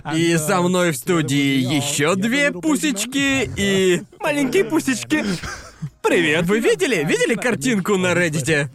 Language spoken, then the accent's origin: Russian; Brighton, South East England, United Kingdom; moved away; я уже давно не был в родном городе